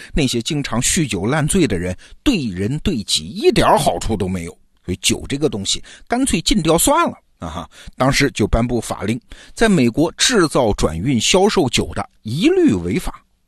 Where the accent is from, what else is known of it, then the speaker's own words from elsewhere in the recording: China; 我们中国人